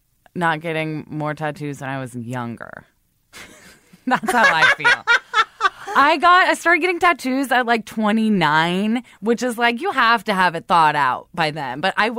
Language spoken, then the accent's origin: English; Oregon, United States; I like being in nature. I'm from Oregon. Just sit me next to a creek and I'm happy for like a day.